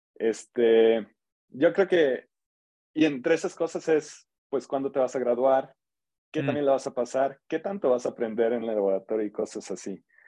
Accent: San Luis Potosí, Mexico; moved away as an adult; now in College Park, United States; soy de aquí de San Luis. Em, yo hice licenciatura y maestría aquí en San Luis

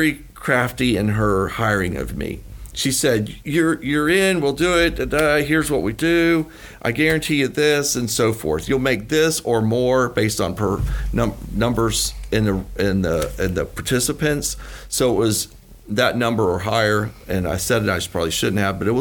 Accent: Gainesville, Florida, United States; I'm from Gainesville, Florida

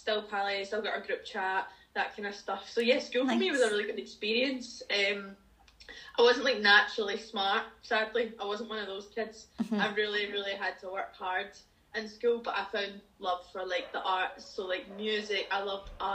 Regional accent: Dumbarton, Scotland, United Kingdom; So I grew up in a wee town called Dumbarton, which is just outside Glasgow.

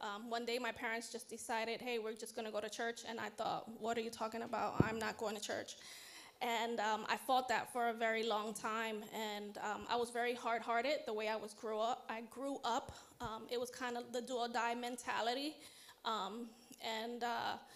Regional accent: New York City, New York, United States; I was born and raised in Harlem, New York City

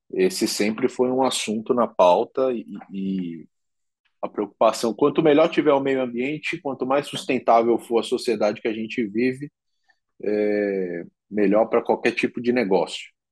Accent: Brazil; como um bom brasileiro

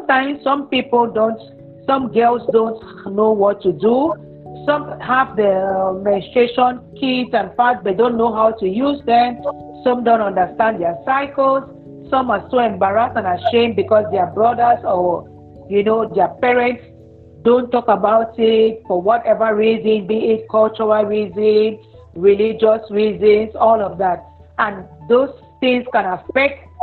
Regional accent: Cameroon; I'm from Cameroon.

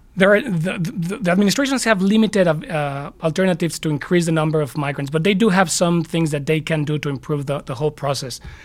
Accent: Mexico City, Mexico; now in United States; while I was in Mexico City, my, my hometown

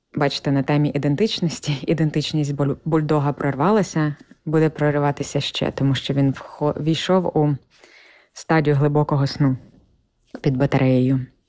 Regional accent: Ukraine; accent: Ukrainian; first language Ukrainian; moved away as an adult; now in United States; з України

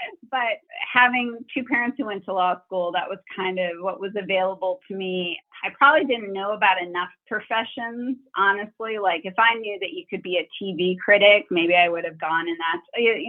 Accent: Wisconsin, United States; Yeah, I grew up in Wisconsin, which I always say is a nice place to grow up.

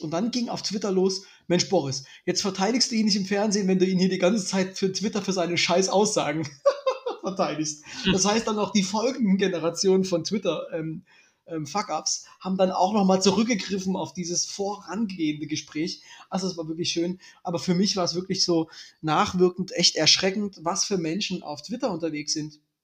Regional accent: East Germany, Germany; ich bin ja ein richtiger Ossi, ich wurde niemals getauft

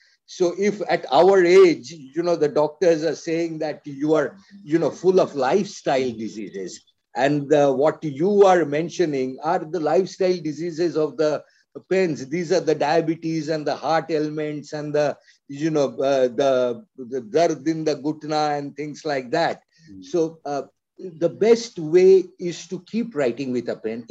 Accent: India; as an Indian to be doing this for our people

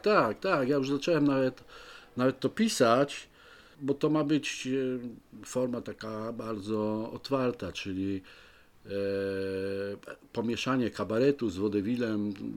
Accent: Poznań, Greater Poland, Poland

